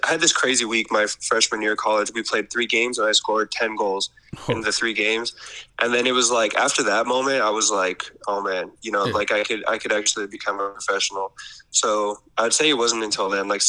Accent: Colorado, United States; moved away; also born or lived in Canada; most of my memories are from living in Colorado

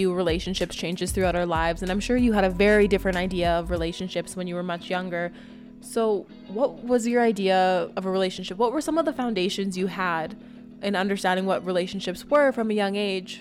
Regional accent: Moose Jaw, Saskatchewan, Canada; moved away; I did spend the majority of my younger life growing up in rural Saskatchewan.

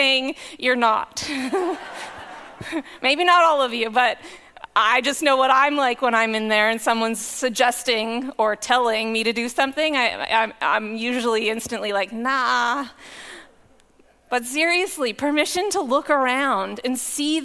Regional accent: Powell River, British Columbia, Canada; moved away as an adult; also born or lived in Lower Mainland, British Columbia; I grew up in Powell River, and I came to faith in the Four Square Church in Powell River

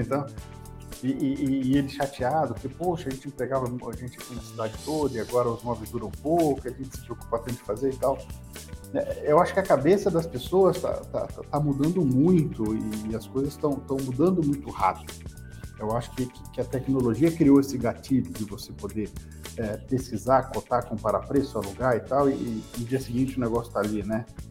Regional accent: Espírito Santo, Brazil; moved away as an adult; now in São Paulo, Brazil; quando eu fui morar em São Paulo, eu preciso disso aqui, eu sou do Espírito Santo

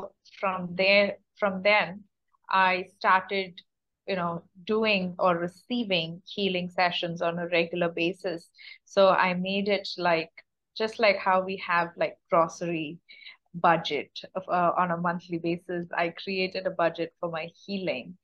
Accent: India; moved away as an adult; also born or lived in United States; I'm born and brought up in India

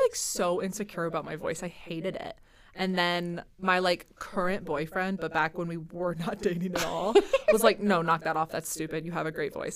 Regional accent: Central Iowa, United States; moved away as an adult; now in Twin Cities, United States; But I used to live in Iowa, so I'm from Central Iowa

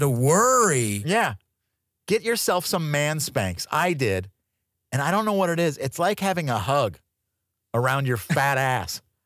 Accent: Tucson, Arizona, United States; moved away; I grew up in Tucson, Arizona

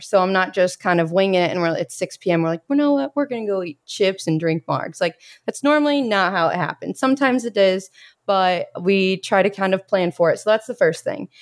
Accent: Bloomington, Indiana, United States; moved away as an adult; I am from Bloomington, Indiana

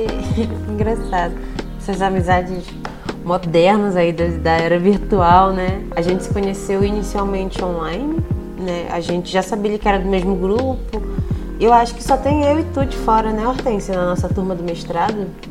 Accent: Belém, Pará, Brazil; moved away as an adult; also born or lived in Rio de Janeiro; now in Paraná, Brazil; Eu sou de Belém, né, sou do Pará

